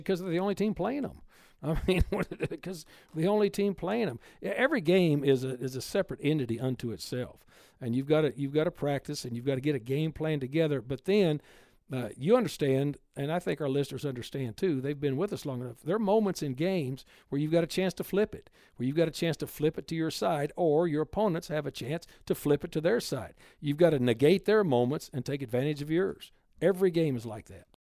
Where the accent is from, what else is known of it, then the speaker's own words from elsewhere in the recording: Texas, United States; moved away; I'm from Texas